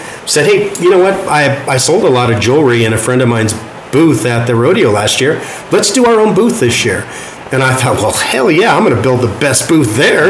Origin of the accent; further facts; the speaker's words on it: Carson City, Nevada, United States; also born or lived in Douglas County, Nevada; I was born and raised in Carson City